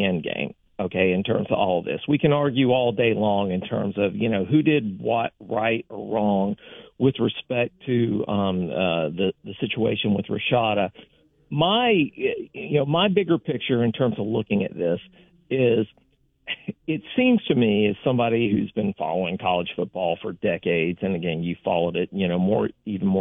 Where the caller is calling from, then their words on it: Tampa, Florida, United States; I'm calling from Tampa